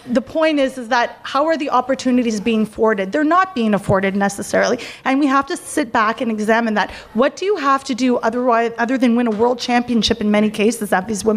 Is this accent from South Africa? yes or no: no; Canada; I'm Canadian